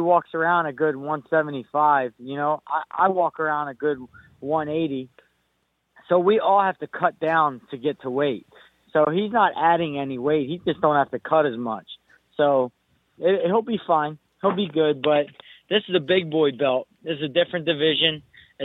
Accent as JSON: {"language": "English", "country": "United States", "said": "I'm from America, and I'm American"}